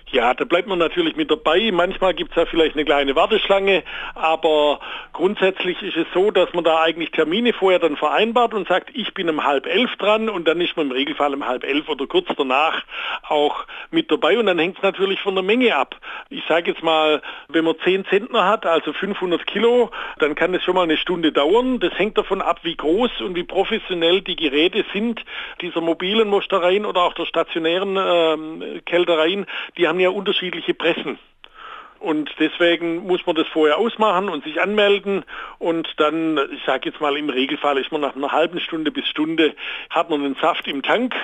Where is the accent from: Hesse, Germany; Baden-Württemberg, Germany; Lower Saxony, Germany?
Baden-Württemberg, Germany; moved away; Jawohl, ich komme ursprünglich aus Baden-Württemberg, aber ich war auch viel in Schleswig-Holstein, Mecklenburg-Vorpommern, Berlin, Saarland